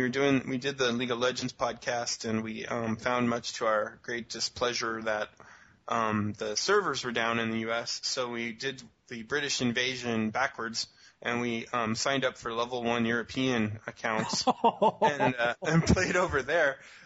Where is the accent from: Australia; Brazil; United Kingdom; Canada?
Brazil; I come from Brazil.